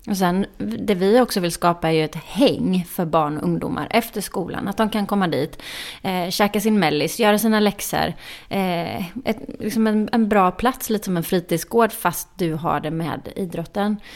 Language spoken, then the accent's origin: Swedish; Småland, Sweden; fick bära Smålandsskylten eftersom jag är från Småland på invigningen.